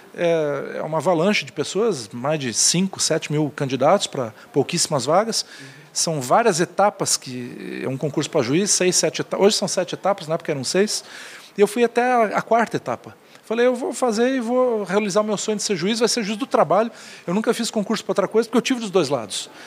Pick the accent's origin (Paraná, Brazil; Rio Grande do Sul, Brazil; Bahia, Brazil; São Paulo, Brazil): Paraná, Brazil; Curitiba; also born or lived in Itajaí; eu nasci em Itajaí, mas abri o olho em Curitiba.